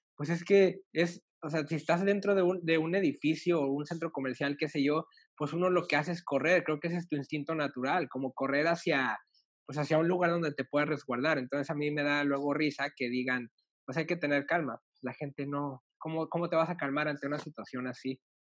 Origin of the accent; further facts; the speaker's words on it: northern Mexico, Mexico; moved away; yo soy obviamente de México, pero yo soy del norte. Entonces, de donde soy no, no, no tiembla